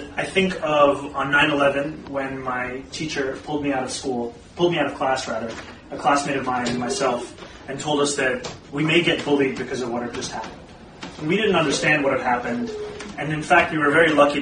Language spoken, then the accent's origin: English; Kampala, Central Region, Uganda; now in New York, United States; I was actually born and raised in Kampala, Uganda